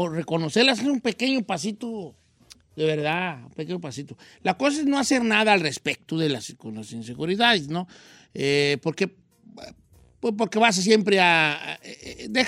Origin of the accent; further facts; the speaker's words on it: Nayarit, Mexico; Nosotros teníamos un restaurancito en la playa, yo soy de Nayarit